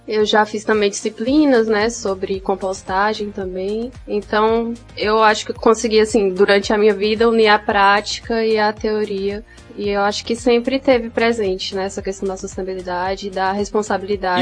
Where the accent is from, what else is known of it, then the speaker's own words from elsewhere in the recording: São Raimundo Nonato, Piauí, Brazil; also born or lived in Brasília; Eu nasci em Brasília. E com 10 anos de idade eu voltei para São Raimundo